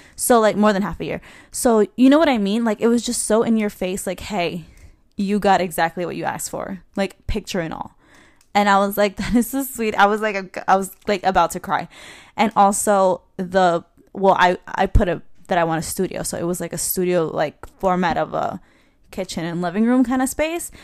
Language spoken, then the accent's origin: English; New York City, New York, United States; I'm from Queens, New York